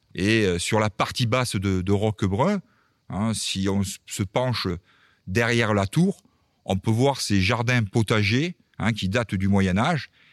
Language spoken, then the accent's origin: French; Béziers area, Occitania, France; accent: southern; also born or lived in Cévennes / Montpellier; je suis arrivé dans le Biterrois dans les années 70, hein, puisque mes parents étaient, ont été mutés dans le Biterrois. Donc c'est pour ça que j'ai pris un peu cet accent euh, du sud